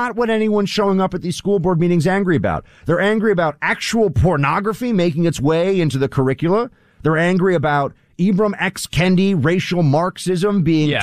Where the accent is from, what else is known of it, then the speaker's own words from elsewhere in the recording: New York, United States; I'm a New Yorker